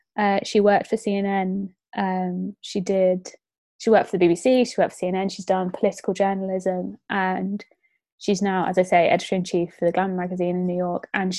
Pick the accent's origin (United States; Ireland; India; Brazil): Ireland; And as an Irish person and as a female, in our society today, I just think she's incredible